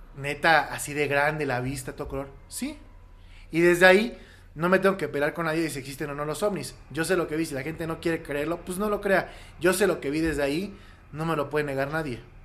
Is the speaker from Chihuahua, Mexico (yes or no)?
no; Querétaro, Mexico; also born or lived in Mexico City; yo nací en la Ciudad de México y a los siete años mis, papás me llevaron a vivir a Querétaro y estudié primaria, secundaria y prepa con los hermanos maristas en el Instituto